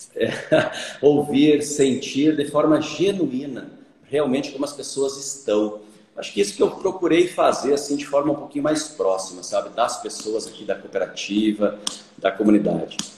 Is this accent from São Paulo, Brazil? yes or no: no; Caibaté, Rio Grande do Sul, Brazil; moved away as an adult; now in Lucas do Rio Verde, Brazil; sou filho de pequeno produtor, do interior de Caibaté, imagina só, né? Caibaté já é pequeno, tem 5 mil habitantes. Eu ainda sou do interior de Caibaté, numa comunidade chamada Rincão da Conceição